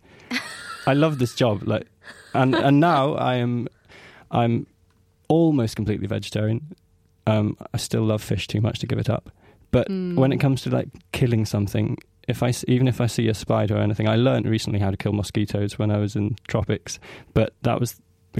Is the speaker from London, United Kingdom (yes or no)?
no; Orkney Islands, Scotland, United Kingdom; I come from the Orkney Islands in the far north of Scotland